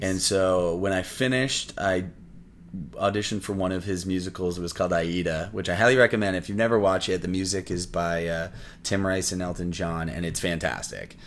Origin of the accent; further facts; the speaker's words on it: Windsor, Ontario, Canada; moved away as an adult; now in Toronto, Canada; I'm originally from Windsor, Ontario